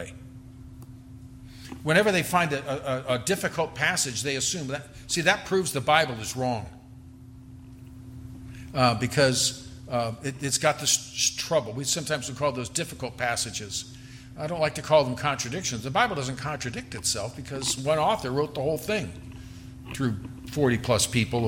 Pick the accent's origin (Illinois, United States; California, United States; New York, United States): California, United States; now in Texas, United States; I'm from California